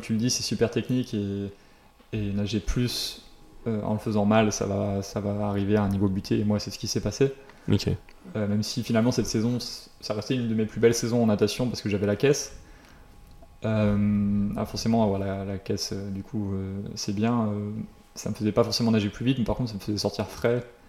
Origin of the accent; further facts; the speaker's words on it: Royan, Nouvelle-Aquitaine, France; moved away; chez moi à Royan